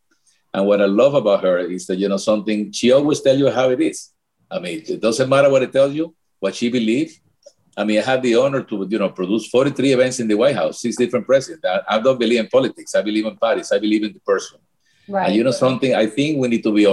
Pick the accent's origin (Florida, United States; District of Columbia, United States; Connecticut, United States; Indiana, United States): Florida, United States; Miami; also born or lived in Cuba / Spain; I grew up in Miami.